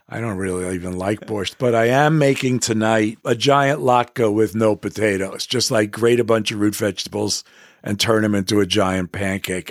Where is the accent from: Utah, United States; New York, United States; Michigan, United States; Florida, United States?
New York, United States; New York City; I grew up in Manhattan